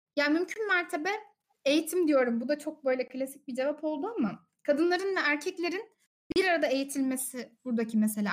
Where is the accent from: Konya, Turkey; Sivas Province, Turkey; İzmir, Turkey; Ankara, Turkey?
Konya, Turkey; Ben de Konyalıyım